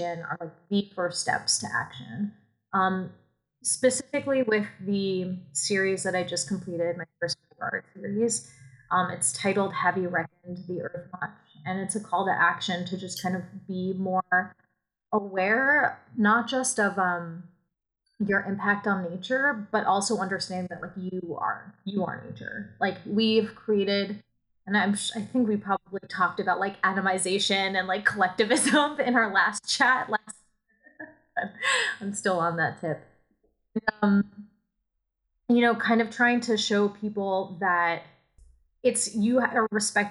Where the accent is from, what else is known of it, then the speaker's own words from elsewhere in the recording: New York City, New York, United States; moved away as an adult; I'm from New York City. Like I went to school there. Born and raised